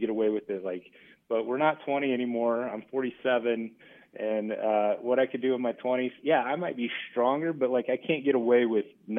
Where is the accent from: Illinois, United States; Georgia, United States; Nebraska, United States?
Nebraska, United States; Battle Creek; I'm from Battle Creek.